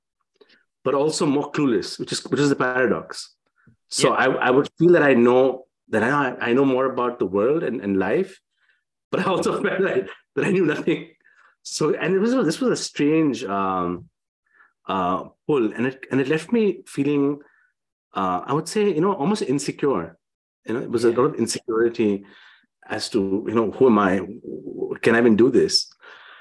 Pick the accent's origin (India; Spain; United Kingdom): India; I'm from India